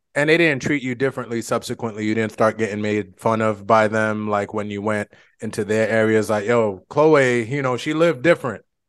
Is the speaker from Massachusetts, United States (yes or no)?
yes; Boston, Massachusetts, United States; moved away; we are both from Boston